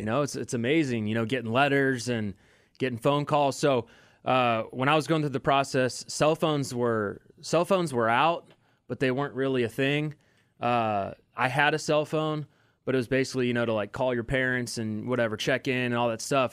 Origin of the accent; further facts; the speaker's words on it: Overland Park, Kansas, United States; I grew up in Overland Park, Kansas